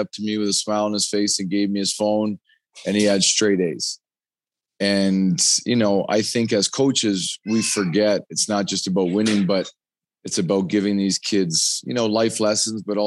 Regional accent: Canada; growing up in Canada

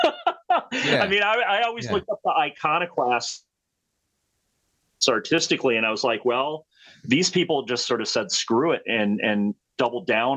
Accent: Rockford, Illinois, United States; I grew up in Rockford, Illinois

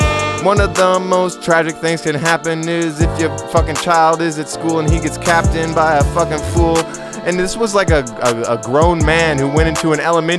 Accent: South Africa; I'm South African

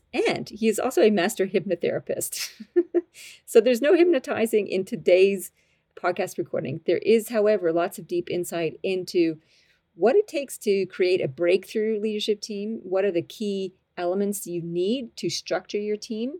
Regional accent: Canada; accent: Canadian-Australian; also born or lived in Australia; I'm a Canadian-Australian. So occasionally my expressions come out a bit funny and I sound a bit funny, but that's sort of my little twisty accent going on.

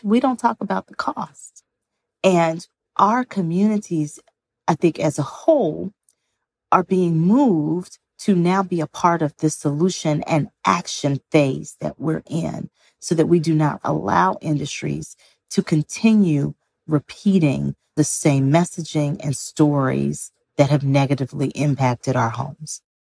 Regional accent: Greenville, Mississippi, United States; born or raised there

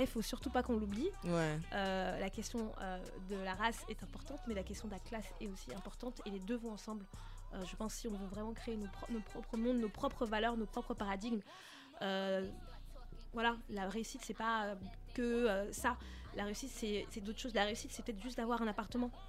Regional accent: France; j'ai grandi en France.

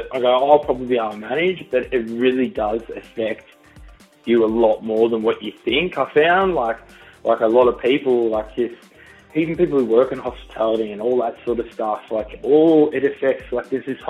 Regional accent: Melbourne, Victoria, Australia; now in Sydney, Australia; I'm being from Melbourne

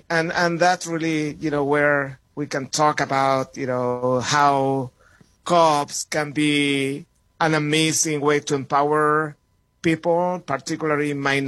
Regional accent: Santiago, Santiago Metropolitan Region, Chile; moved away as an adult; also born or lived in New York City / Madison, Wisconsin; So you mentioned that I'm from Chile. I was raised and born in Santiago, Chile. Came to the States in the mid-90s. I was 25.

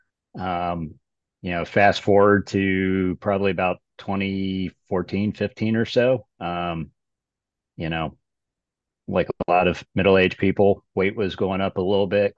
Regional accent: Chesapeake Bay area, United States; I grew up sailboat racing in the Chesapeake Bay area

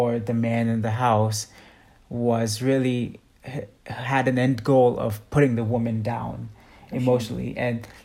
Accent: Mumbai, Maharashtra, India; moved away; So I grew up in India as a kid. I grew up in Mumbai specifically, very populated city.

